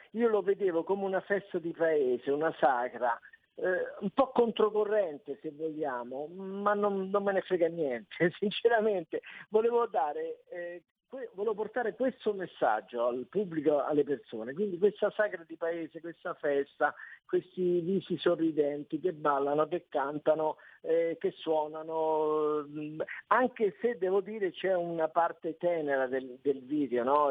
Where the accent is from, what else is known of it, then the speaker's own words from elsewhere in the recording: Rome, Lazio, Italy; io sono romano